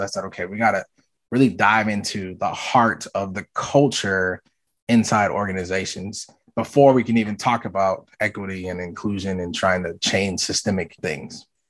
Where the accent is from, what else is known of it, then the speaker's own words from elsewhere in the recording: the North / Midwest, United States; also born or lived in Jackson, Mississippi; now in Minneapolis, United States; I live in Minneapolis, Minnesota. My parents are from the South, and so while I was born in the South but raised in the North